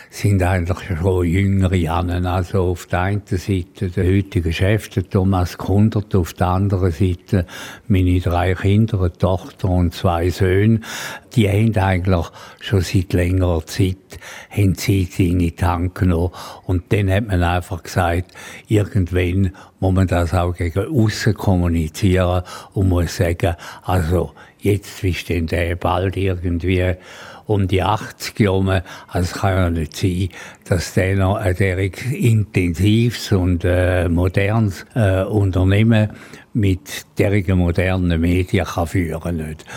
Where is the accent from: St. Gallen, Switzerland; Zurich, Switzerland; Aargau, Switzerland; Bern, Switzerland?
St. Gallen, Switzerland; Dialekt nie verloren. Also in diesen ganzen 80 Jahren, wo ich bin, obwohl ich... Äh, mich sehr wohl da in Graubünden.